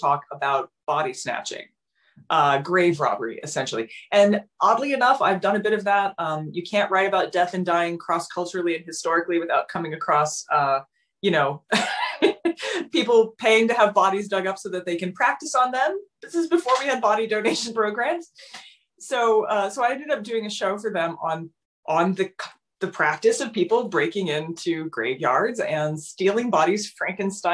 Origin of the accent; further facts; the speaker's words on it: Southern Ohio, United States; I grew up in Southern Ohio, and it's abandoned coal country